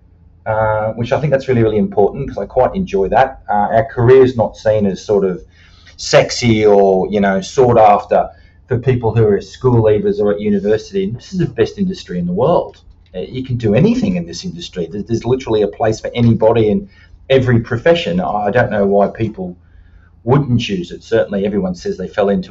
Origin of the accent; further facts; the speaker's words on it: Sydney, New South Wales, Australia; now in Queensland, Australia; I can remember being involved in bushfires as a 12-year-old in 1982, where I grew up in Sydney, was particularly bushfire prone.